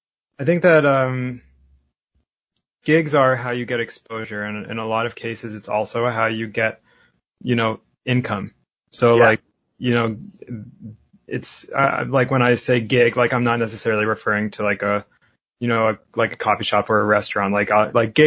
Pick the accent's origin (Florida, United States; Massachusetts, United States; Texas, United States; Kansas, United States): Massachusetts, United States; Lexington; now in New York City, United States; When I grew up in Lexington, Massachusetts, and when I was living there